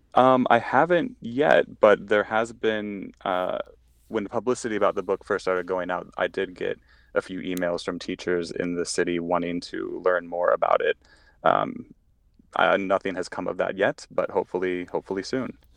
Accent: St. Louis, Missouri, United States; moved away as an adult; now in Chicago, United States; I grew up in St. Louis. Um, I still call St. Louis home.

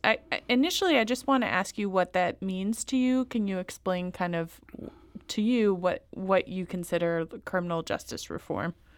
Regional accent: Louisiana, United States; I come from Louisiana

